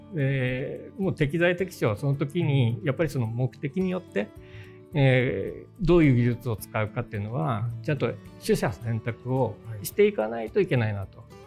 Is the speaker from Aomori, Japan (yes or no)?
yes; Aomori, Japan; 私あの、えー、青森出身なんですけど